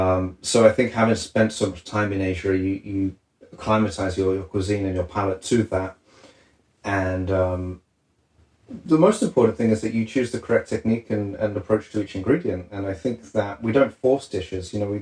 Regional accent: England, United Kingdom; So after that, I mean, as an Englishman, I always wanted to solidify my, you know, the authenticity of cooking French cuisine

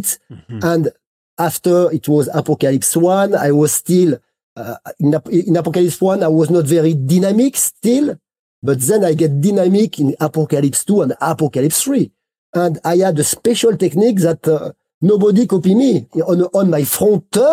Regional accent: Grenoble, Auvergne-Rhône-Alpes, France; English is a second language; I am not from Les Arcs, I am from New York Grenoble

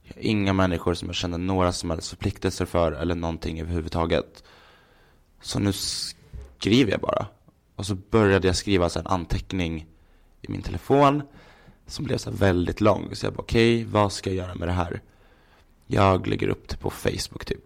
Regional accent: Gävle, Gävleborg County, Sweden; moved away as an adult; now in Stockholm, Sweden; jag är uppvuxen i Gävle

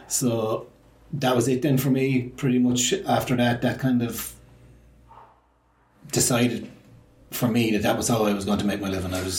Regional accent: Limerick, Munster, Ireland; I grew up in Limerick City. I'm 54 now, so I grew up, my childhood was late 70s, early 80s

